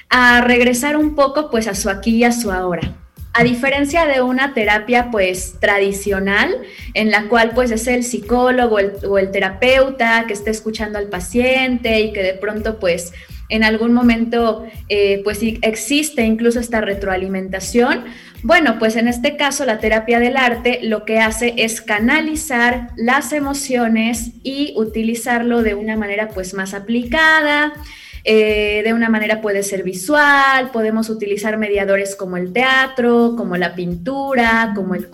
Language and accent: Spanish; Puebla, Mexico; Yo soy poblana y pues actualmente radico también aquí en la ciudad de Puebla.